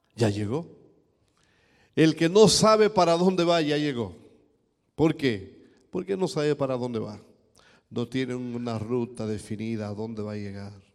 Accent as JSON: {"language": "Spanish", "region": "eastern Dominican Republic", "country": "Dominican Republic", "tie": "born or raised there", "said": "Yo vengo de un país caribeño, yo vengo de República Dominicana"}